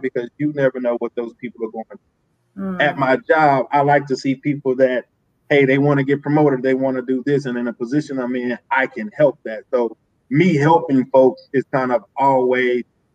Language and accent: English; Texas, United States; I'm from Texas